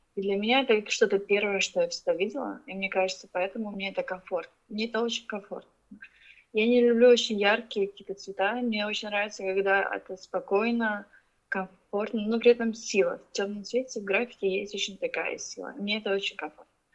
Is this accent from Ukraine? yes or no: yes; Ukraine; also born or lived in Russia; now in Beijing, China; я с Украины, но я родилась в России, выросла в Украине, и я живу сейчас в Пекине уже 11 лет